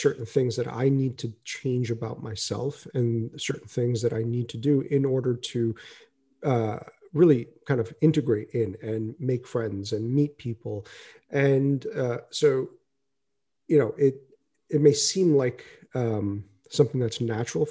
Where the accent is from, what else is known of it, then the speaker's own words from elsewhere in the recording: United States; moved away as an adult; now in India; I'm more American than I am Indian. Prior to moving to India, I always thought of myself as being Indian first and American second